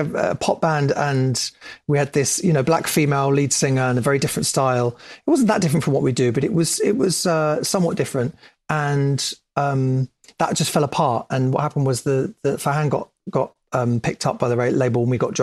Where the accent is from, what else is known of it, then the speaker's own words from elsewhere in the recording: London, United Kingdom; also born or lived in Southgate / Barnet / Hackney; I was raised in Bounds Green, went to school in Southgate